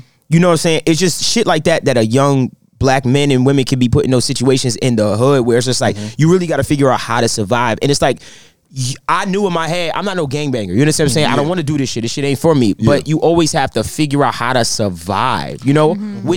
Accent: New York City, New York, United States; I grew up in Brownsville in the 2000s.

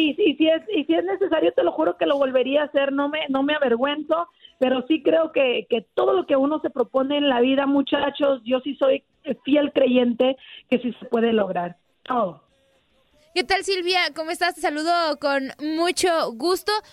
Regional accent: Chihuahua, Mexico; now in Los Angeles, United States; yo soy de Chihuahua

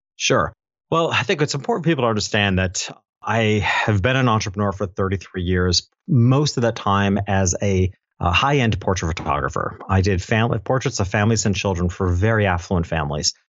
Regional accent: Dutchess County, New York, United States; back in my hometown, which is a little town, upstate New York.

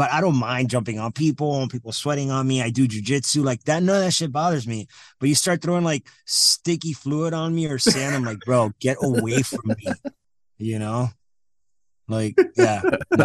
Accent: Miami, Florida, United States; now in Lansing, United States; I'm from Miami, Florida

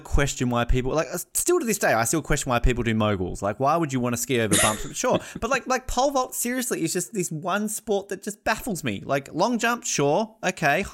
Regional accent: Australia; now in United States; as an Australian

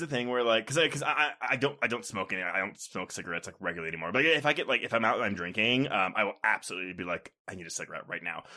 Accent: Texas, United States; also born or lived in Houston / Austin; now in Denver, United States; growing up in Texas, like, Houston and Austin, I was in the cities

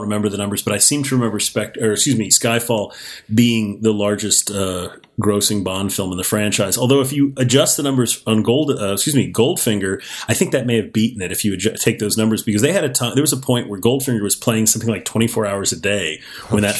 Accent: Miami, Florida, United States; When I was growing up, I grew up in Miami, Florida

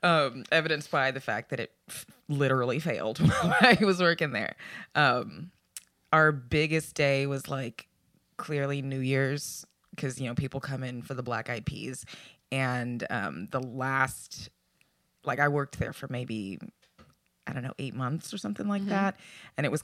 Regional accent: Harlingen, Texas, United States; also born or lived in Austin, Texas; I first worked at a Chinese buffet in my hometown. In hometown? Harlingen, Texas.

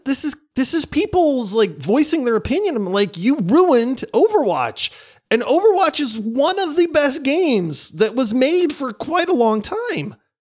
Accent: Pennsylvania, United States; moved away; I grew up in Pennsylvania.

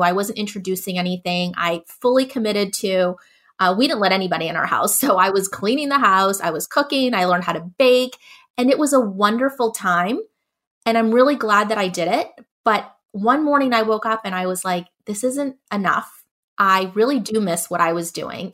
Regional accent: Southern California, United States; also born or lived in Northeast United States; now in Northeast, United States; I live now in the Northeast, and I'm originally from Southern California

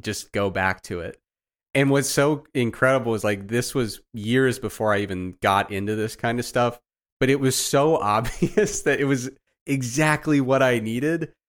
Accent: Midwest, United States; I grew up in the Midwest, man.

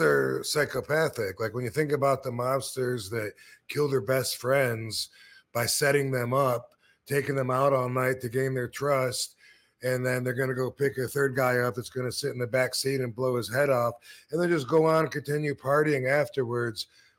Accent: Battle Creek, Michigan, United States; I'm from Michigan as well

